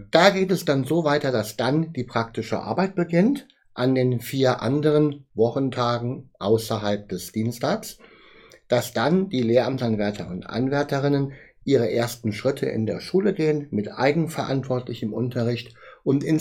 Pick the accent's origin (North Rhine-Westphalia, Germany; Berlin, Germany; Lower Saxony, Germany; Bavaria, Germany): North Rhine-Westphalia, Germany; Bonn; born there; Ich komme gebürtig aus Bonn, das muss ich immer wieder dabei sagen